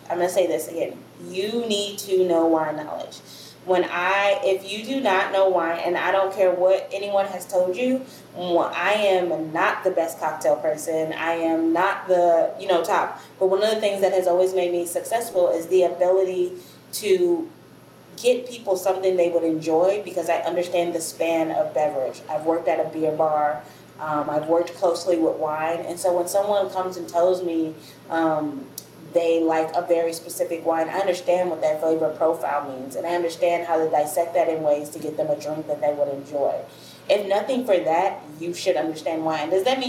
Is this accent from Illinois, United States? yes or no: yes; Chicago, Illinois, United States; also born or lived in Memphis, Tennessee; now in New Orleans, United States; I'm from all over originally, but I grew up in Chicago and in Memphis, Tennessee, mostly, but I grew up all over the U.S.